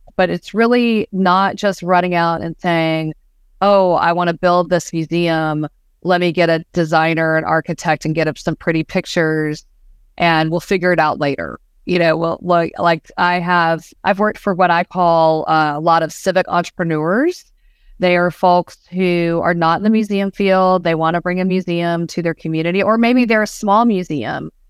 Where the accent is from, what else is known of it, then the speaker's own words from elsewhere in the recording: Georgia, United States; I grew up in the South